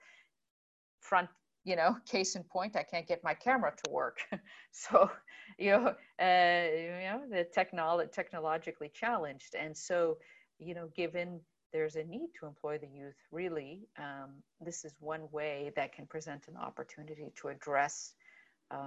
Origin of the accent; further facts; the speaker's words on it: Jordan; that's where I am from. I was born in Jordan.